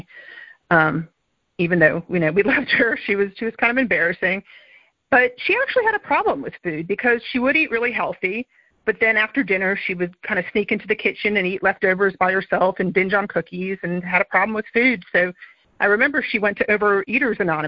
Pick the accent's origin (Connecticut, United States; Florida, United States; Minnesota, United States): Florida, United States; Miami; I grew up in Miami in the 70s